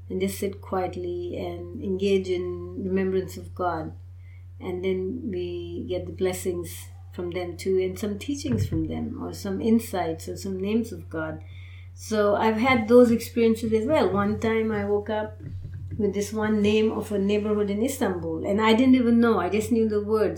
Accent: Pakistan; now in United States; I belong to the Indian subcontinent. I'm from Pakistan, so that's one Muslim culture.

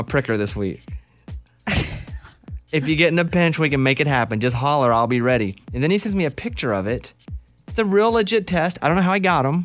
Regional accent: Central Arkansas, United States; growing up in Central Arkansas as a kid

